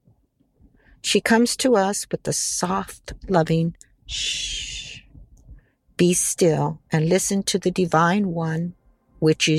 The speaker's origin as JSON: {"language": "English", "country": "United States", "tie": "born or raised there", "said": "This is where I grew up in America"}